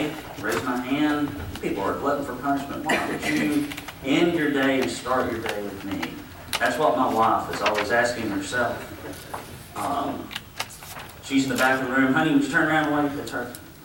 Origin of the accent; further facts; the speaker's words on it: Arab, Alabama, United States; I grew up in Arab, Alabama, exceptionally poor.